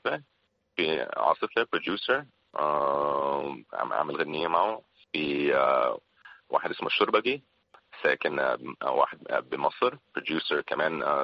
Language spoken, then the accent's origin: Arabic; Syria; also born or lived in Philippines; now in Lebanon; انا هون بلبنان كسوري